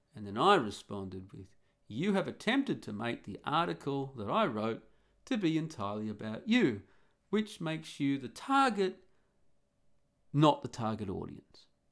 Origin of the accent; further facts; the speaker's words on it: Australia; moved away; growing up and living in being an Australian. And a real Australian too